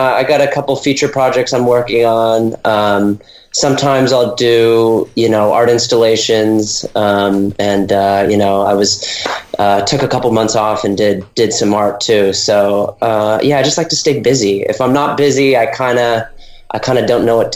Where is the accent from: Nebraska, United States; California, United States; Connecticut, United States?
California, United States; Los Angeles; I'm born and raised in Venice